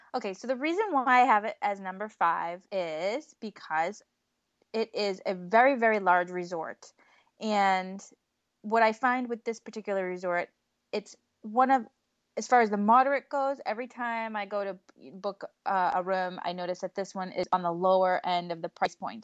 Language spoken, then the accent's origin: English; New England, United States; we're from New England